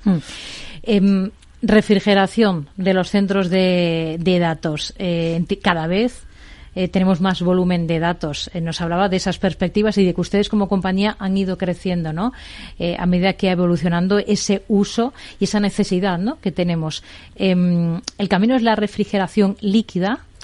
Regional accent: Spain; nuestro país

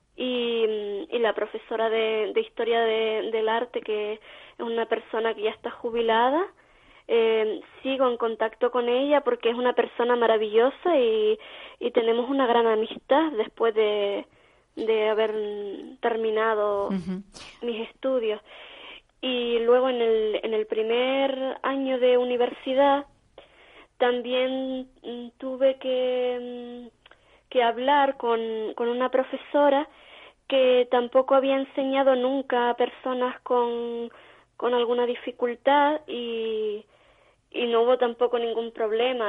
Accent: Vega de San Mateo, Canary Islands, Spain; aquí en mi pueblo, en San Mateo

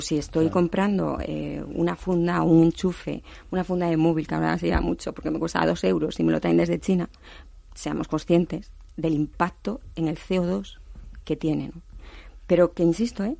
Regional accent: Asturias, Spain; Yo soy de Asturias

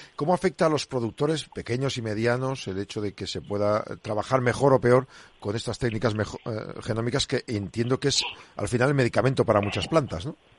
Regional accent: Burgos, Castile and León, Spain; yo en mi pueblo en Burgos

